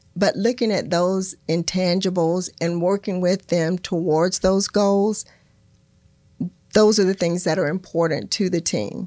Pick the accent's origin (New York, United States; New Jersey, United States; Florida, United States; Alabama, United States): Florida, United States; I'm a native Floridian